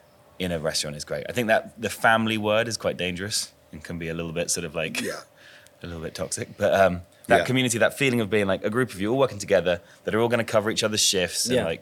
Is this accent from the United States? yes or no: no; England, United Kingdom; we're proudest of being English